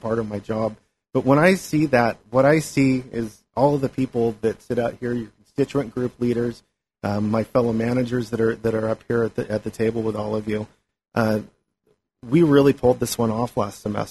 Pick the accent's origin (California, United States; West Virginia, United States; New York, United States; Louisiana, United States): California, United States; Angwin; also born or lived in St. Helena; I've grown up here in the Valley. I'm from St. Helena, Angwin, really